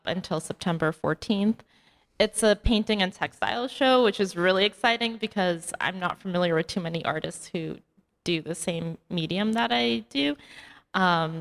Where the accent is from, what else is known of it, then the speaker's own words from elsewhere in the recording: New York City, New York, United States; Growing up, like me and my family, like we would always take Sunday walks through that park.